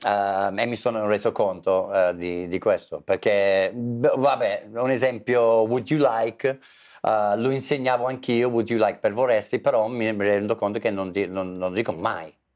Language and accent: Italian; England, United Kingdom; Italian is a second language; moved away as an adult; now in Italy; essendo inglese